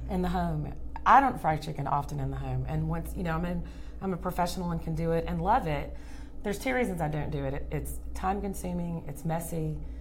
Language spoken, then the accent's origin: English; Louisiana and Georgia, the South, United States; growing up in Louisiana and Georgia